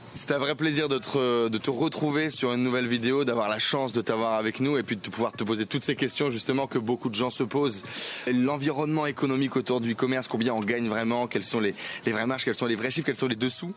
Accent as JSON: {"language": "French", "area": "Nord-Pas-de-Calais", "region": "Hauts-de-France", "country": "France", "said": "je viens du Nord-Pas-de-Calais"}